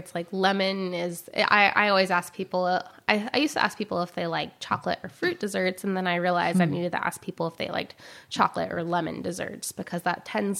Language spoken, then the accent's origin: English; the South, United States; I'm from the South, and banana pudding is important to us.